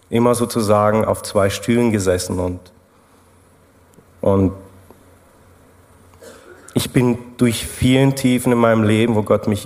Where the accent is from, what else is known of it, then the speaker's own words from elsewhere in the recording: Germany; moved away as an adult; now in Switzerland; Ja, also man hört es ja raus, ich komme aus Deutschland. Ich habe eine Schweizerin geheiratet und das war der Punkt, wo wir dann in die Schweiz gezogen sind.